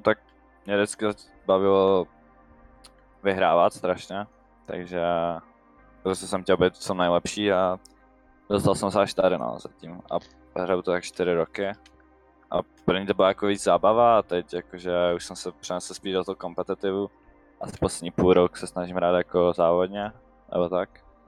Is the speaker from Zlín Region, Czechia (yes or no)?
yes; Vsetín, Zlín Region, Czechia; jsem ze Zlína, ze Vsetína. je mi 16 let.